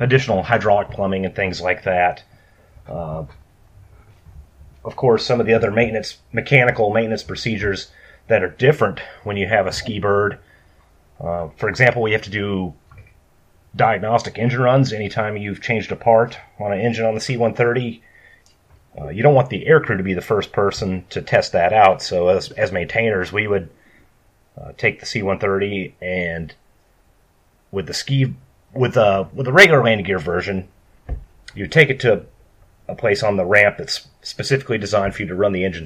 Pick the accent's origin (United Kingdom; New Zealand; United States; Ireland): United States; rural Minnesota; I grew up on a farm in rural Minnesota